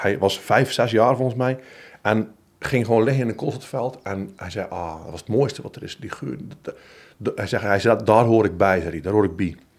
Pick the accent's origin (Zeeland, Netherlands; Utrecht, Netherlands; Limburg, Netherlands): Zeeland, Netherlands; accent: Zeeland dialect; moved away; toen ik voor het eerst buiten Zeeland kwam, dat mensen ook wel lacherig deden over mijn accent of mijn dialect